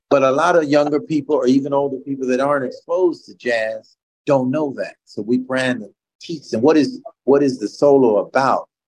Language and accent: English; Mississippi, United States; born there; now in New Haven, United States; Uh, my parents were music teachers. They're from Mississippi. I was born in Mississippi.